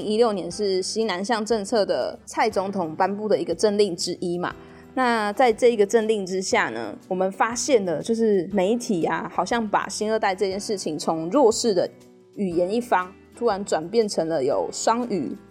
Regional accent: Taiwan; 我是台湾人

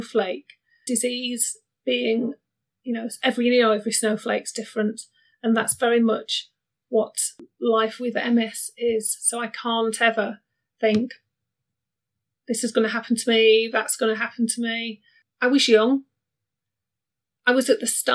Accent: Barnsley, Yorkshire and the Humber, United Kingdom; moved away as an adult; I was born in the 70s, way back when, in Barnsley, and Barnsley's in Yorkshire.

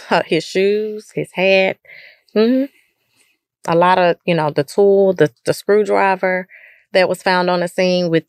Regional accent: Lufkin, Texas, United States; You know, I grew up in Lufkin um, but I never really experienced any any racial division

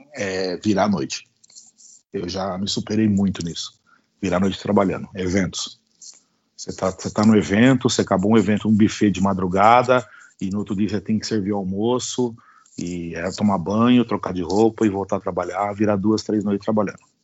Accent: Itápolis, São Paulo, Brazil; Tudo aqui em casa, tudo aqui em Itápolis, aqui que é bem interiorzão aí na, na, de São Paulo

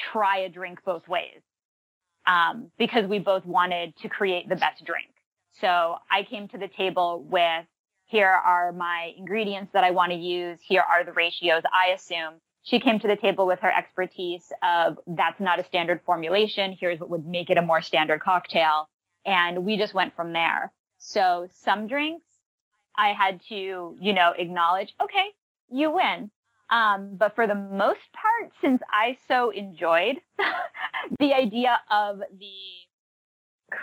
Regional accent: Massachusetts, United States; moved away; I grew up in Massachusetts

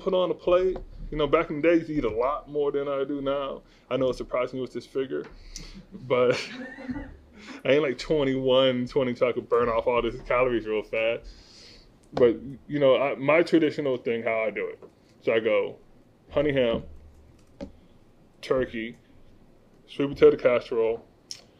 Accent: Las Vegas, Nevada, United States; growing up in Vegas

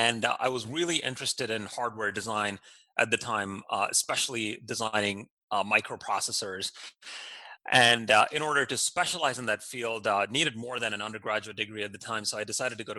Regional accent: Doha, Qatar; moved away as an adult; now in United States; I grew up in Doha, Qatar, in the Middle East. My parents are from India, and they moved to Qatar probably in the 70s, and I was born and raised there

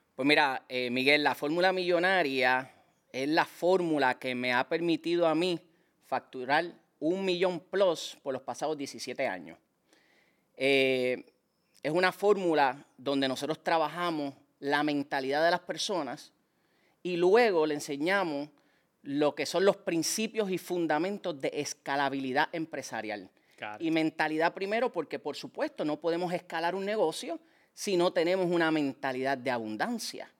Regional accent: San Juan, Puerto Rico; Yo me crié en Liceda Apartments, en Cupé y Bajo

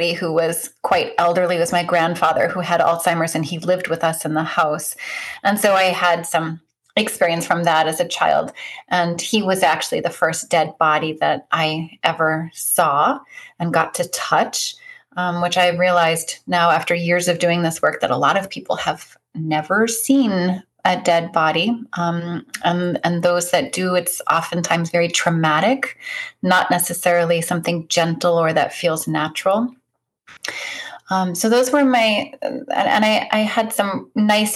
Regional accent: Northeast Kingdom of Vermont, United States; I hail from the Northeast Kingdom of Vermont, about 30 minutes south of the Canadian border.

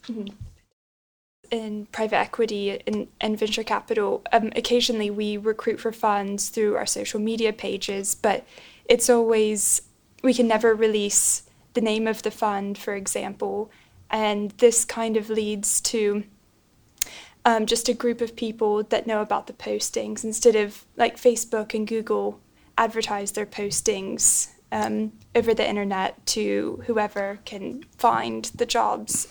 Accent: United States; moved away as an adult; now in Cambridge, United Kingdom; being American and spending some time in Silicon Valley

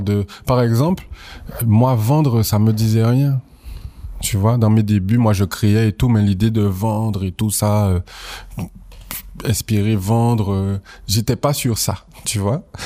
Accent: Guadeloupe; moved away as an adult; also born or lived in Paris; je suis originaire de la Guadeloupe, je suis né en Guadeloupe, j'ai grandi en Guadeloupe, j'y ai fait ma scolarité.

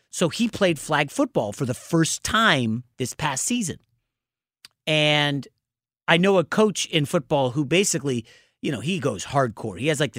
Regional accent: Northeast, United States; I came from the East Coast. I spent my entire life in basically the Northeast.

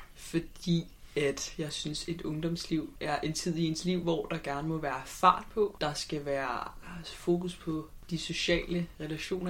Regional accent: Copenhagen, Capital Region of Denmark, Denmark; Nu er jeg jo fra København

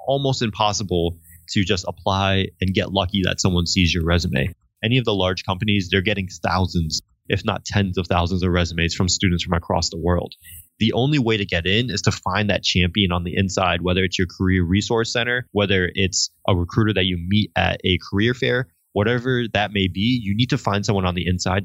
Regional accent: Connecticut, United States; moved away; hey, I'm from Connecticut.

